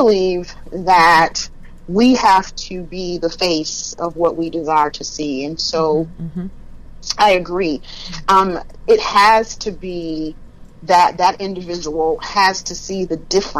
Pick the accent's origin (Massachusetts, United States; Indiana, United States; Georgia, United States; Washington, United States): Georgia, United States; South; moved away; I'm from South Georgia and so live in a very small town.